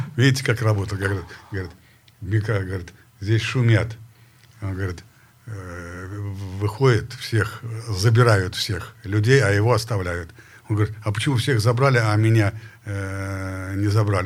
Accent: Perm, Perm Krai, Russia; moved away; я из Перми, Россия

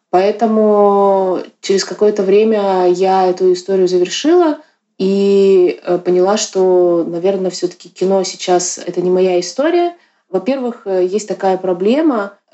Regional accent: Yakutsk, Sakha Republic, Russia; Я родилась в 87 году, и я э, не из Москвы, я из Якутска. В Якутске современного искусства нет, в принципе, до сих пор.

